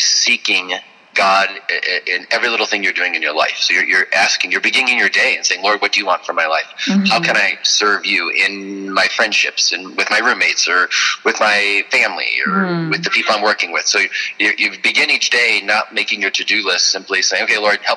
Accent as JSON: {"language": "English", "town": "Chicago", "region": "Illinois", "country": "United States", "said": "I'm from the Chicago area"}